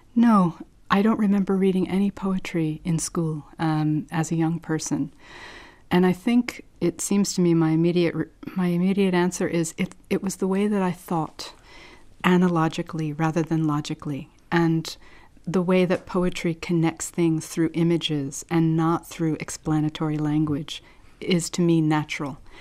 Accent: New Jersey, United States; I'm from New Jersey. That's where I was born

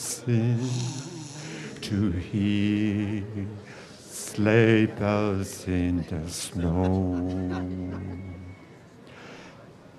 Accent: Dublin, Leinster, Ireland; I'm from Sutton in Dublin

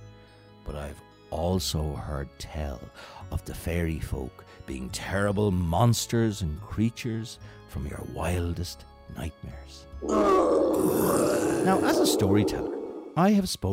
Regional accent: Kildare, Leinster, Ireland; as a child growing up in Kildare back in the early 1980s

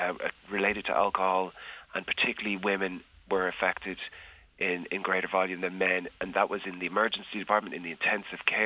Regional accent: Ireland; as an Irish person

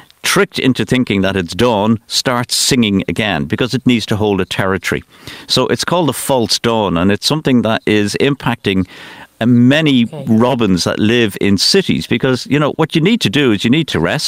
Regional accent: Dublin, Leinster, Ireland; moved away as an adult; now in Newcastle, County Wicklow, Ireland; I'm born and bred in Finglas

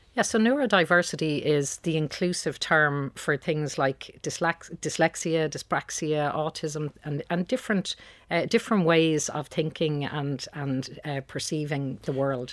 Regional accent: Dublin, Leinster, Ireland; I'm from Dublin. Uh, I grew up in Beaumont.

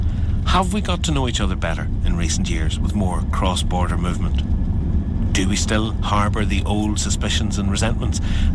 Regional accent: Newry, Northern Ireland, United Kingdom; I grew up in Newry

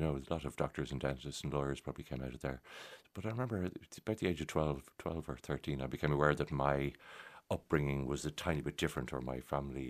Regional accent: Dublin, Leinster, Ireland; also born or lived in Churchtown; We grew up in Sandymount.

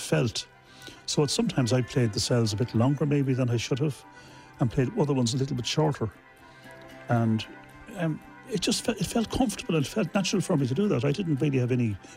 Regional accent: Dublin, Leinster, Ireland; I'm from Dublin

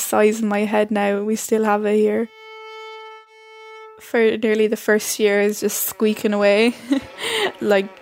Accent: Carlow, Leinster, Ireland; I'm 13 years old. I'm from Carlow

